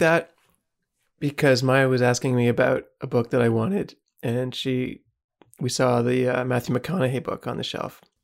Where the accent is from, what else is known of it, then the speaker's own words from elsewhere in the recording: Canada; as a Canadian